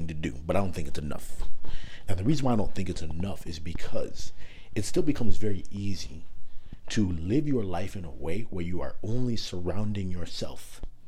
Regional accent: Toronto, Ontario, Canada; also born or lived in Markham, Ontario; growing up in Canada, for specifically in Toronto

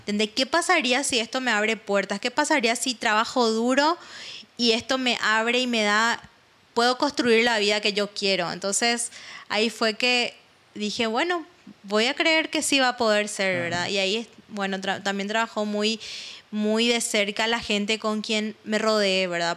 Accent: Paraguay; moved away as an adult; now in Israel; soy latina, soy paraguaya y vivo en eso

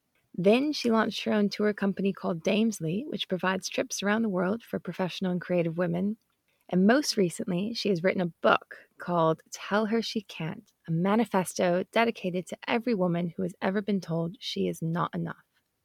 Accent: Maui, Hawaii, United States; I grew up on Maui, actually, and it was the kind of same experience of, you know, it's an amazing place to grow up, but it's also isolated in the middle of the Pacific Ocean.

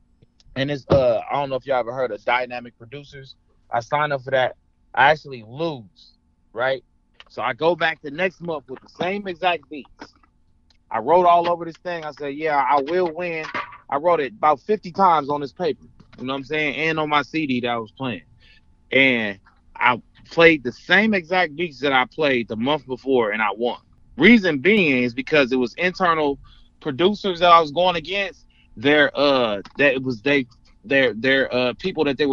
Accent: Compton, California, United States; I'm from L.A., Compton

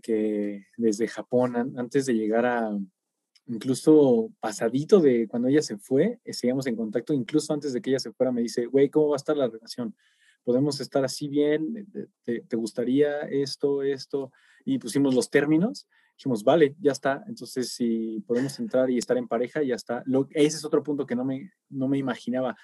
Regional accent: Michoacán, Mexico; somos de pueblo, güey, somos de Michoacán

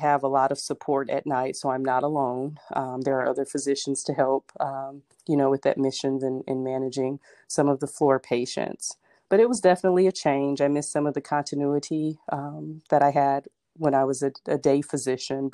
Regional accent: Flint, Michigan, United States; moved away as an adult; also born or lived in Cincinnati, Ohio; now in Atlanta, United States; I grew up in Flint, Michigan, and I went to University of Michigan for college and med school

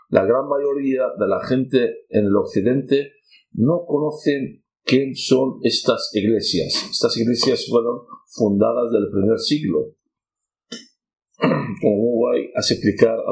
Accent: Basra, Basra Governorate, Iraq; Spanish is a second language; moved away as an adult; also born or lived in Nineveh, Iraq; now in Spain; soy cristiano católico caldeo, con mucha honra. He nacido en la ciudad de Nínive, en el norte de Irak, una ciudad bíblica Criado educado en el sur del país, en Basora, cerca de Ur de los Caldeos, también es una zona bíblica.

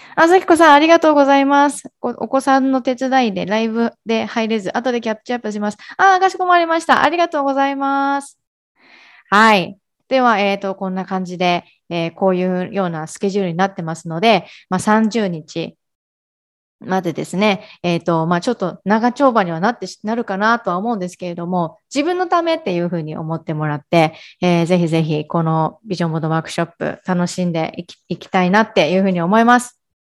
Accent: Ehime, Japan; moved away as an adult; now in Kagawa, Japan; 出身は愛媛です。で、香川に今は住んでいるんですけれども

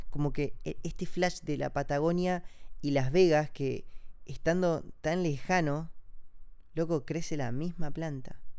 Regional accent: Amazon, Brazil; born there; yo nací acá en Brasil, en el medio de la selva amazónica

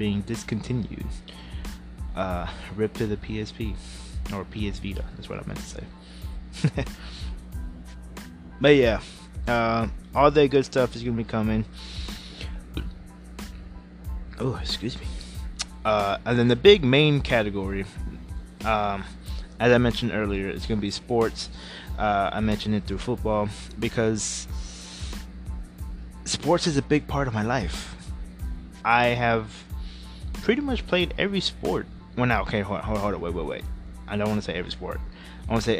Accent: Houston, Texas, United States; I am from H-Town. I am from Houston, Texas

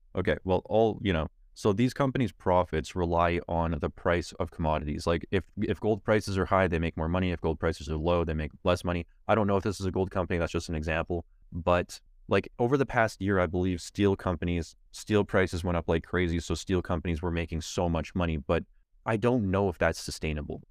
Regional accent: Canada; I'm a Canadian

